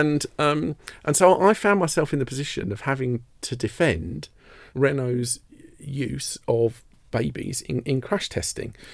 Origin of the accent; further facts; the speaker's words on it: Merstham, South East England, United Kingdom; also born or lived in Redhill; I grew up in a, a village called Merstham in Surrey